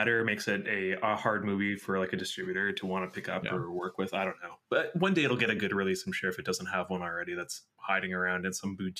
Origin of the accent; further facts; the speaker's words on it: United States; So I grew up in the States after like Columbine, and I remember like even if somebody started to cross the school campus, like the school perimeter, it would go into like lockdown.